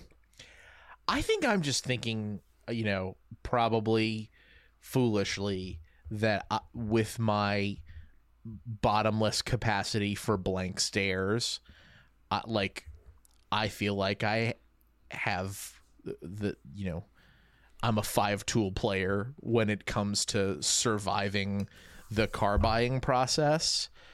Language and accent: English; Louisiana, United States; moved away; I grew up in Louisiana